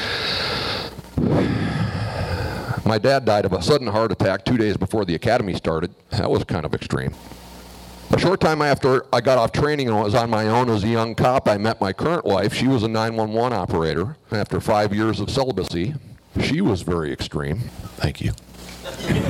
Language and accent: English; suburbs of Minneapolis, Minnesota, United States; moved away as an adult; I was raised in the suburbs of Minneapolis